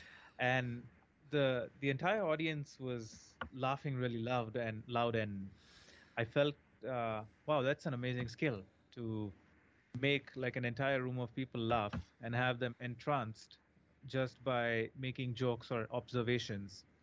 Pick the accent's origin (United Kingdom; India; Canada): India; moved away; I always saw a lot of American TV shows growing up in India